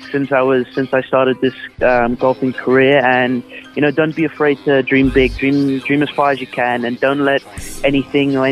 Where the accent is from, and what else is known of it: Peterborough, East of England, United Kingdom; born or raised there; also born or lived in Stellenbosch, South Africa